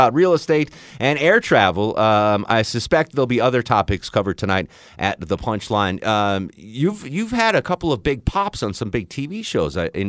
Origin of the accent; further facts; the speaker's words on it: Connecticut, United States; So I grew up in Connecticut, a Whalers fan.